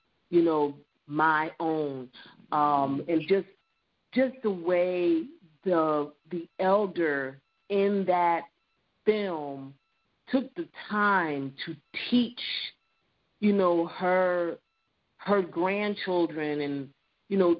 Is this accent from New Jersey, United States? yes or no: yes; New Jersey, United States; also born or lived in Neptune, New Jersey / North Carolina; now in Florida, United States; the house that I grew up in New Jersey